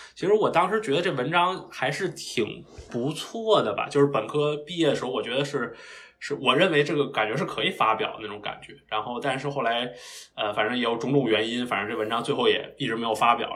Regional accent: Beijing, China; moved away as an adult; now in Massachusetts, United States; 我是，呃，土生土长的北京人，然后我的小学、初中和高中都是在北京读。然后高考考到了，呃，北京大学

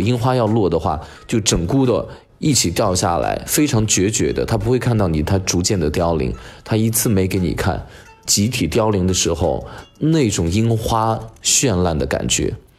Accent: China; 我们中国人在南方地区

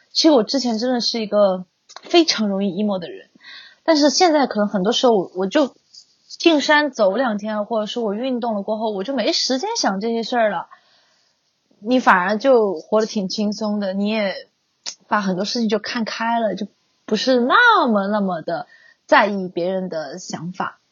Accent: Sichuan, China; 我是四川人，我是吃特辣

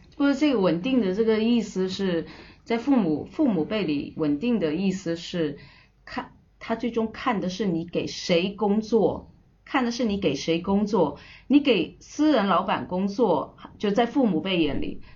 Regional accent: Hainan, China; moved away as an adult; also born or lived in Shenzhen / Russia; 那海南它刚好是这里的，呃，成长的一个地方

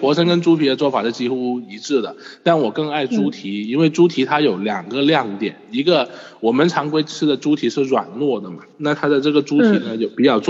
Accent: Guangdong, China; 那我作为广东人要介绍好酒好菜是吗？

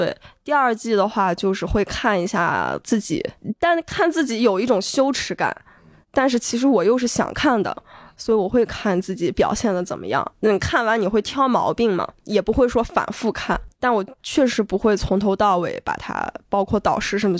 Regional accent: Yinchuan, Ningxia, China; 因为你刚刚说的就是我的家乡的那些呃诗和远方，就是你感觉很美好那些东西

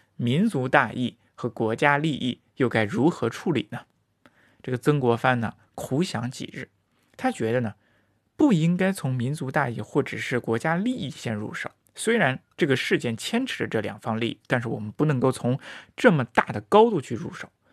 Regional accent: China; 看来是长久围绕在我们中国人身边的一个一个东西。

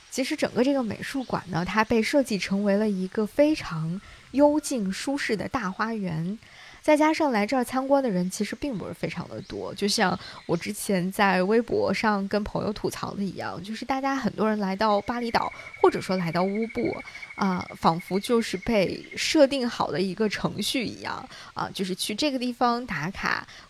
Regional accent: China; 我们中国人

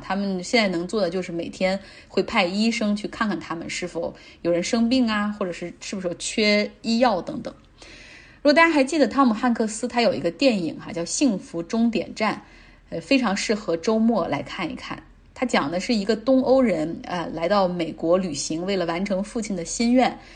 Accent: Changchun, Jilin, China; 来自吉林长春

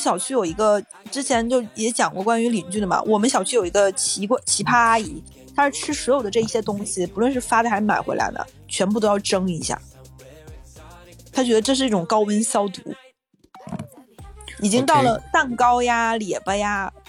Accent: Northeast China, China; moved away; 我的邻居听说我是个东北人，尤其是北方人

